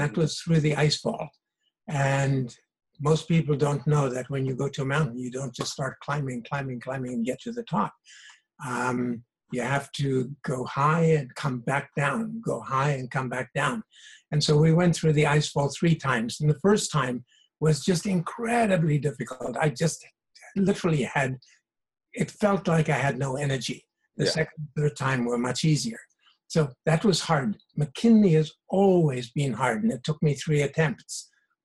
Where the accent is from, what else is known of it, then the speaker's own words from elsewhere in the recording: South Africa; moved away as an adult; now in Canada; originally, I was born and raised in South Africa.